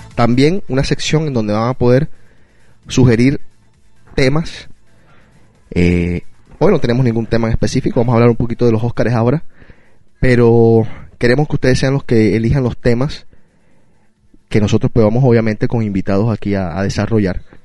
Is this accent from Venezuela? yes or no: no; Colombia; Yo soy de Colombia.